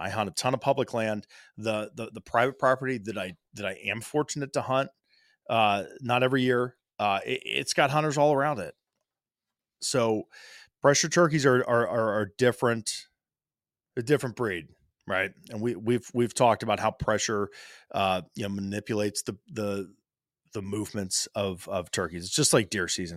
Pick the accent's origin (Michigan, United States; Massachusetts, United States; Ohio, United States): Ohio, United States; My home state of Ohio